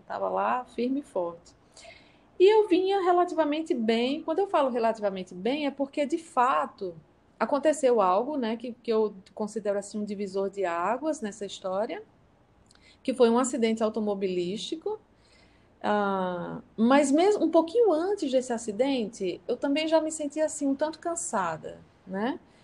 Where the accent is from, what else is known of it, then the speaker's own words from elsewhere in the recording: interior of Paraíba, Brazil; also born or lived in São Paulo; eu sou de São Paulo, mas eu vim para o interior da Paraíba, aqui no, no, no Nordeste, quando eu tinha apenas nove anos.